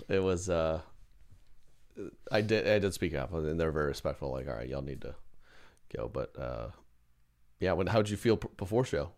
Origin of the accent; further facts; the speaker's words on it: Tornado Alley, United States; growing up in Tornado Alley